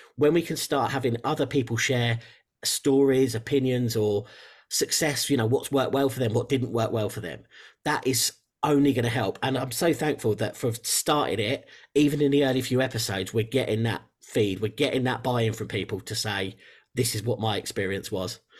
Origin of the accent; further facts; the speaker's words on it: England, United Kingdom; you might tell from the accent, I'm from England in, uh, in the U K